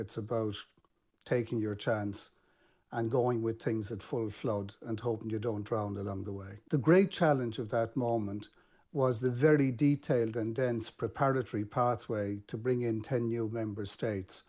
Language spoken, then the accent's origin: English; Ireland; in Ireland as an Irish man